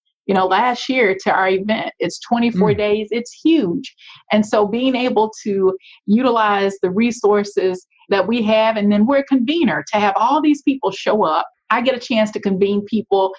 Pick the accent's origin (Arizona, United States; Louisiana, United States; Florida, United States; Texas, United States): Louisiana, United States; Shreveport; moved away; You know, I grew up in Shreveport, Louisiana. So that's where you hear the accent.